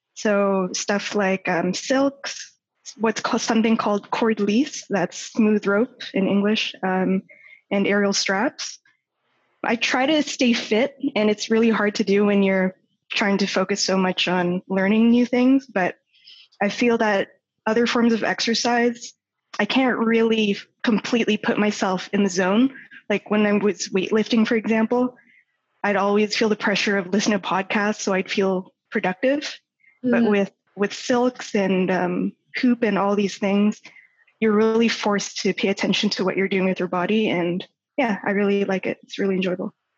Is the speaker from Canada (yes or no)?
yes; Toronto, Ontario, Canada; moved away as an adult; also born or lived in Vancouver / Calgary; I was born and raised in Toronto, and that's where I currently am.